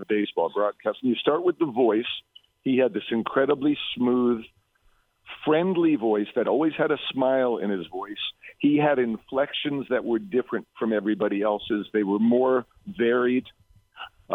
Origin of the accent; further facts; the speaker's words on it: New York City, New York, United States; moved away; I grew up in Brooklyn